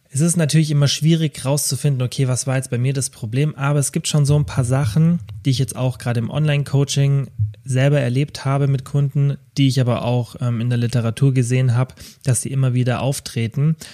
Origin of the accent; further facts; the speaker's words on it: Kempten, Bavaria, Germany; in meiner Heimatstadt Kempten